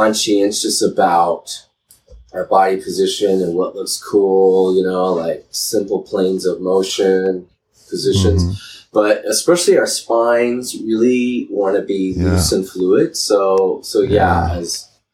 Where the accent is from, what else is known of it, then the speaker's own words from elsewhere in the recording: Boulder, Colorado, United States; I grew up in Boulder, Colorado